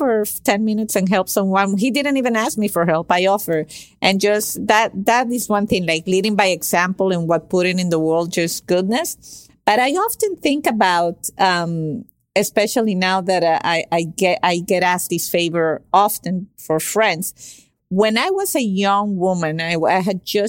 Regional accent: Venezuela; moved away as an adult; also born or lived in Caracas, Venezuela; now in Miami, United States; I came from Venezuela to Miami to do my undergraduate internship

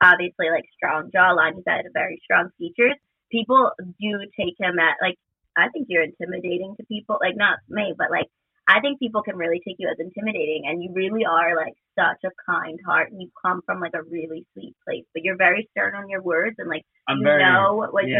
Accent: Chalmette, Louisiana, United States; I grew up in New Orleans, but Chalmette, which is like 20-30 minutes from New Orleans

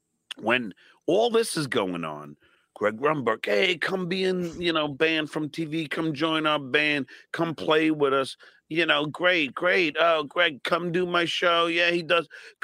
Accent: New York, United States; a New Yorker and I'm from New York.

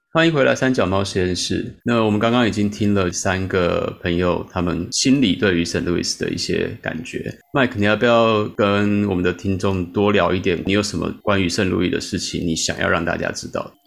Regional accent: Taiwan; moved away as an adult; also born or lived in St. Louis, United States; now in Chicago, United States; 我们过去在台湾长大

